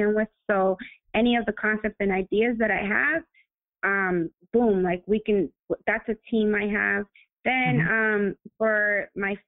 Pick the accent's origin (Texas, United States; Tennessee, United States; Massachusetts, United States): Massachusetts, United States; Lynn; I grew up in Lynn, where it's so multicultural as well.